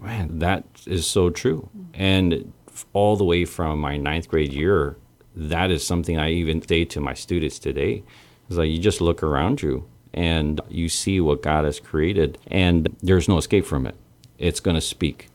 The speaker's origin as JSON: {"language": "English", "town": "Santa Rita", "country": "Guam", "tie": "born or raised there", "said": "born on Guam, and I am Chamorro Filipino."}